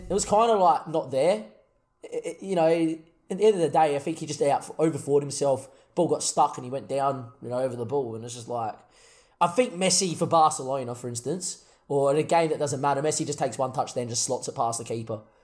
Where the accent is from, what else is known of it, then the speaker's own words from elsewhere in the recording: Australia; we're, we're Australian